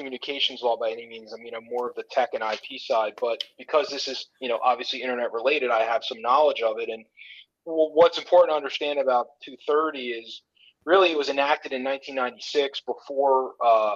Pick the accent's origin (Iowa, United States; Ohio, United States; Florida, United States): Florida, United States; South; I grew up in South Florida.